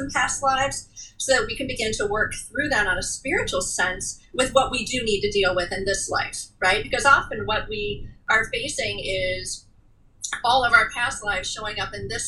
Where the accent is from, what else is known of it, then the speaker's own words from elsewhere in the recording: Cleveland, Ohio, United States; moved away; I was born and raised in Cleveland, but now live down here